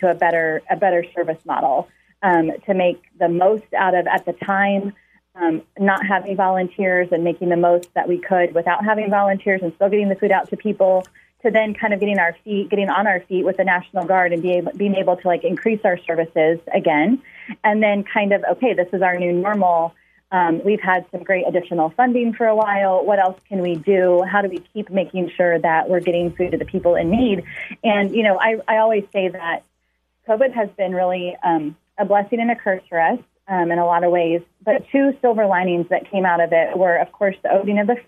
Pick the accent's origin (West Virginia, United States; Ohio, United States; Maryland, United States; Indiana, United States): Indiana, United States; Lafayette; also born or lived in Rushville, Indiana; I actually grew up in Lafayette. I started out school at Mayflower, but then went to Rushville. My dad took a job over in Rushville, Indiana. I feel like I grew up over there. Then unfortunately my parents split up and I moved back over to the Lafayette area and ended up graduating from Benton Central